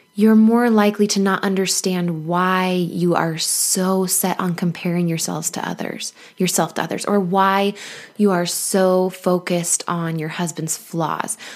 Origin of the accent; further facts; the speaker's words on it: Mesa, Arizona, United States; moved away; my hometown of Mesa, Arizona